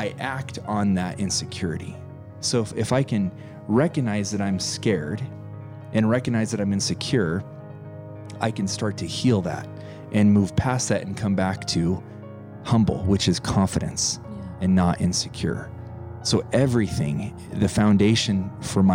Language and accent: English; Pueblo, Colorado, United States; moved away; also born or lived in Montana; I was born and raised in Colorado, little town, Pueblo, Colorado. My dad moved us to Montana. I then became a farm boy